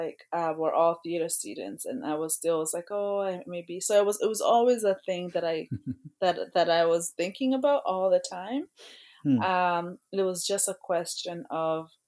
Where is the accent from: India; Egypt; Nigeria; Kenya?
Kenya; also born or lived in Toronto, Canada; now in Canada; In elementary school, I was born in Kenya, and we would have poetry, like school competitions